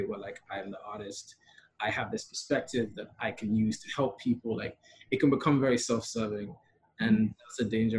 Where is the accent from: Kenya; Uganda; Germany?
Kenya; also born or lived in Europe; I'd always like kind of been aware of like my being third culture and being Kenyan, but then like my growing up in majority, like a white, also European spaces.